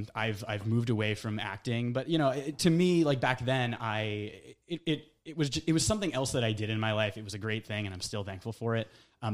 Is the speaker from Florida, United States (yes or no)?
no; Connecticut, United States; We found a studio in Connecticut, in my hometown.